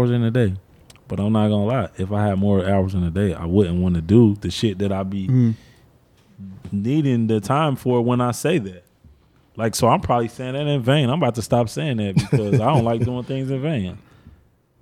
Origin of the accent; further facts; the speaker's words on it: Cincinnati, Ohio, United States; I'm from the West Side. I'm from English Woods